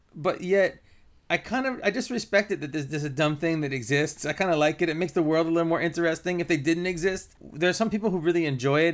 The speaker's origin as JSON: {"language": "English", "region": "Northern California", "country": "United States", "tie": "born or raised there", "also_born_or_lived": "New York", "moved": "yes", "said": "I grew up in Northern California"}